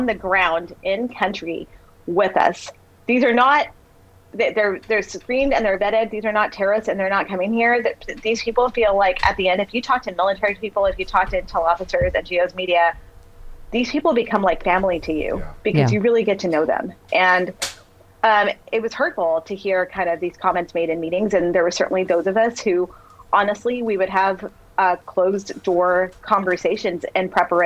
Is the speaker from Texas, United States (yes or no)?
yes; Texas, United States; I grew up in Texas